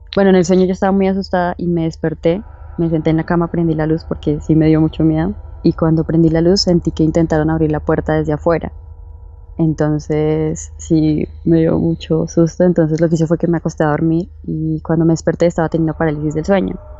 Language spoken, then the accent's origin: Spanish; Bogotá, Colombia; Soy de Bogotá, Colombia.